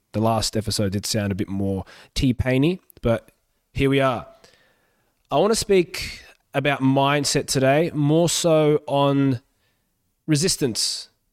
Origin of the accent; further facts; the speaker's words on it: Australia; English is a second language; also born or lived in Yugoslavia; I moved to Australia when I was four during the civil war in Yugoslavia